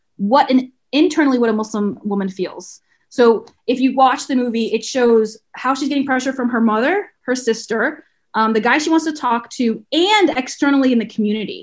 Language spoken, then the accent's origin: English; the South, United States; I growing up brown in the South